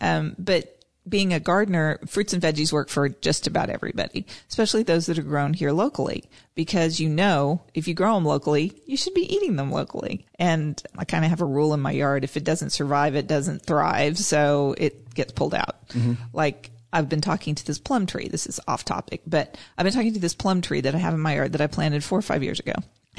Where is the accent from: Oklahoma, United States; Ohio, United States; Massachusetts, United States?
Oklahoma, United States; Tulsa; I came from Tulsa.